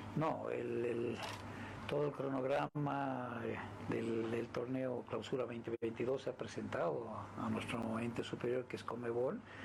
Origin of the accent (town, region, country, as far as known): Bolivia